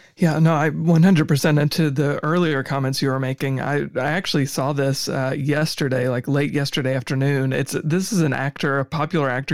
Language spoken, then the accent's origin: English; United States; as an American